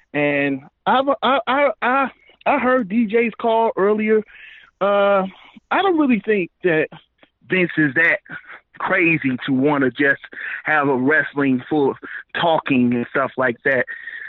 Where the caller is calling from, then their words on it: St. Louis, Missouri, United States; This is … from St. Louis.